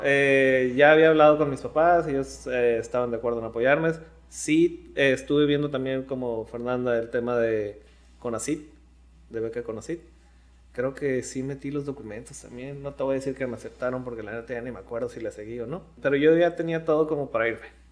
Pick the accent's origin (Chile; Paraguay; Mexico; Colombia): Mexico; La Paz, Baja California Sur; moved away as an adult; now in Mexicali, Mexico; salí de La Paz y llegué a Mexicali, pues caí blandito, ¿no? O sea, no llegué a, a rentar con alguien desconocido. Llegué aquí con mis abuelos